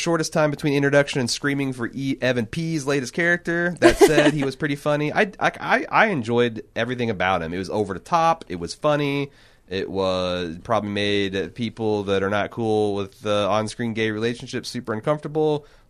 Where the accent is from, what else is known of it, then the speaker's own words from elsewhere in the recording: the South, United States; I'm from the South and I couldn't understand half of what she's saying